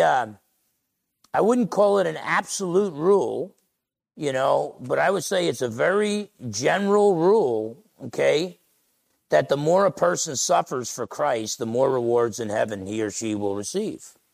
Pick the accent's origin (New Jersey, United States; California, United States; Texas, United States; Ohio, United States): New Jersey, United States; Essex County; moved away; All the guys I grew up with back in Essex County, New Jersey